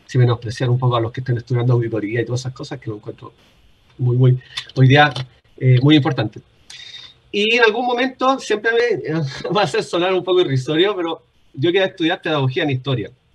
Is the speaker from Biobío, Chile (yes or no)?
yes; Concepción, Biobío, Chile; Yo soy oriundo de Concepción